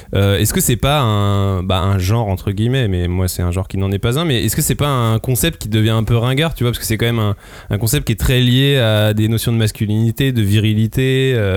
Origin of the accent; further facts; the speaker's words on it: France; nous en tant que français